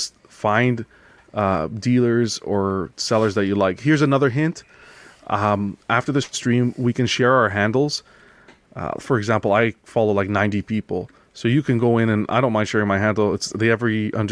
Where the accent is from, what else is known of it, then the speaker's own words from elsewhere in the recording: Canada; I was from Canada